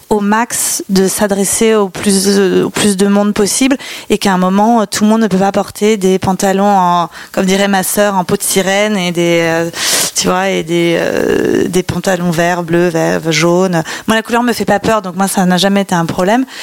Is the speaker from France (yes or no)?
yes; Ville-d'Avray, Île-de-France, France; comme je venais d'ailleurs de Ville d'Avray, qui est entre, coincée, une petite ville entre Saint-Cloud et Sèvres, j'avais le choix d'aller ou au lycée de Sèvres ou au lycée de Saint-Cloud.